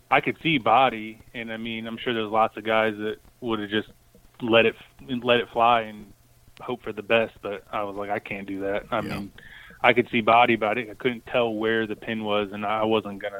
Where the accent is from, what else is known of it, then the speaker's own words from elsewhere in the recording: East Coast, United States; I grew up on the East Coast.